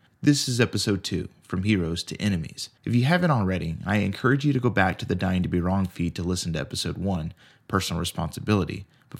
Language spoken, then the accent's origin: English; San Angelo, Texas, United States; moved away; an NBCLX storyteller. San Angelo, Texas is my hometown